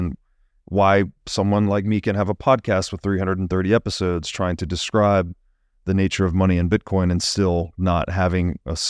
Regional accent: the South, United States; growing up in the South

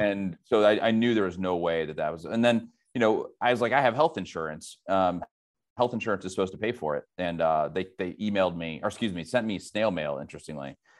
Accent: St. Louis, Missouri, United States; moved away; also born or lived in Silicon Valley / Dayton, Ohio; I'm from the Midwest, originally from Saint Louis

